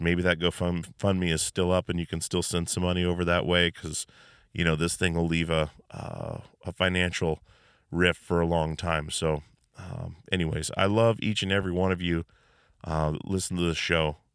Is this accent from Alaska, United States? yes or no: yes; Alaska, United States; now in Washington, United States; we're from Alaska